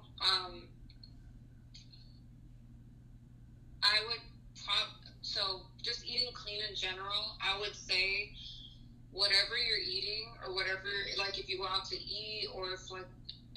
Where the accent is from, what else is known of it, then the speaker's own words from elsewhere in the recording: Texas, United States; moved away as an adult; also born or lived in San Luis Potosí, Mexico; now in Georgia, United States; growing up in the US, because I lived in Texas for half of my life before I moved to Georgia